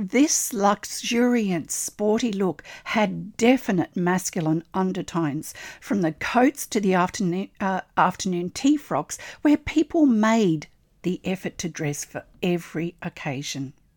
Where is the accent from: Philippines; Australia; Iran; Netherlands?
Australia; I'm an Australian textile artist